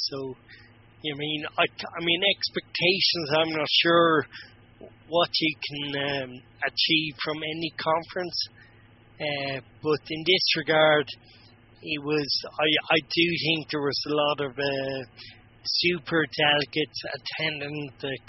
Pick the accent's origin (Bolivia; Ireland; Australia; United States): Ireland; being Irish